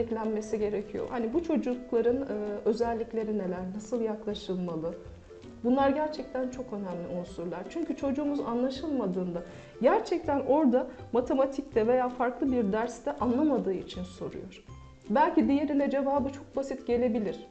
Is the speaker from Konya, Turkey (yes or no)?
yes; Akşehir, Konya, Turkey; also born or lived in Mersin; 1980 Mersin doğumluyum. İlk okulumu Mersin'de okudum. Ortaokulu ve liseyi Konya Akşehir'de tamamladım.